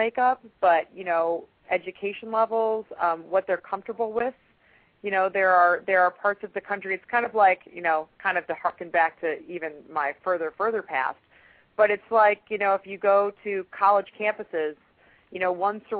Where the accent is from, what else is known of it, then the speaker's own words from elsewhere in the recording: Chicago, Illinois, United States; now in Atlanta, United States; I mean, I'm in Atlanta. I'm originally from Chicago. And I've now been in Atlanta long enough to realize that, you know, stuff is different in the South sometimes.